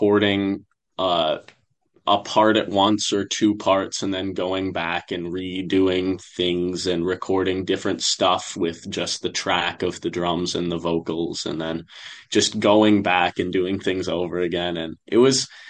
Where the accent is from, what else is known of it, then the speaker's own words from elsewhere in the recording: Northfield, Minnesota, United States; We're all from Northfield.